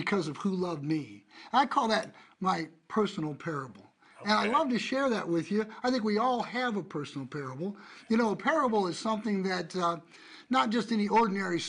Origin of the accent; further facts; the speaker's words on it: Des Moines, Iowa, United States; I was born a twin in Des Moines, Iowa in 1956